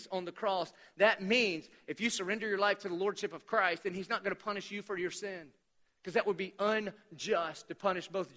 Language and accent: English; Dillon, United States; I'm from Dillon